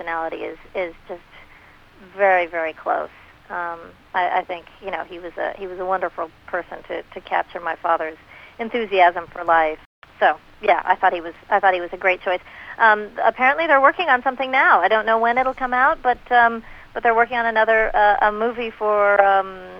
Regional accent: Los Angeles, California, United States; growing up in Hollywood

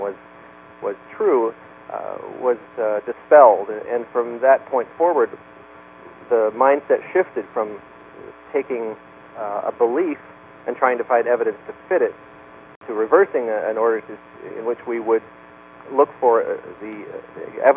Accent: Canada; moved away; I'm Canadian by birth

